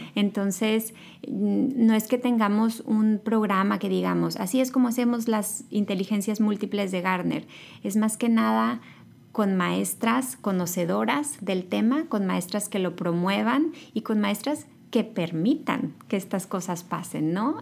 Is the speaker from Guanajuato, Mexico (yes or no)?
no; Los Mochis, Sinaloa, Mexico; moved away as an adult; also born or lived in Monterrey; now in United States; Yo nací en Sinaloa, soy de Los Mochis